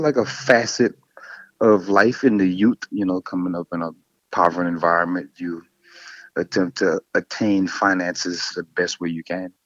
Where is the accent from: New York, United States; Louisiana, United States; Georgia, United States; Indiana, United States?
Louisiana, United States; I'm from Louisiana.